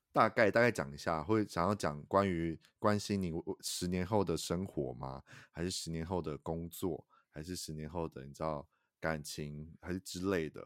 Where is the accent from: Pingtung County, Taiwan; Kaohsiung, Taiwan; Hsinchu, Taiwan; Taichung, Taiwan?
Taichung, Taiwan; 身为台中人我也吓到